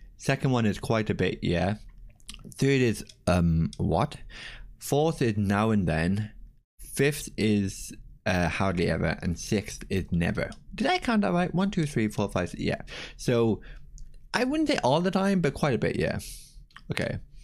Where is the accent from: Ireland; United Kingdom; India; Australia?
Ireland; As an Irish person